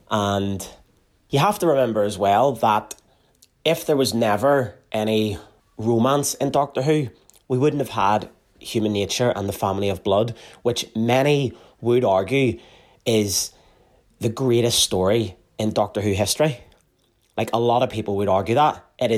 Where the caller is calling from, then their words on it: Carrickfergus, Northern Ireland, United Kingdom; I'm listening from Carrickfergus in Northern Ireland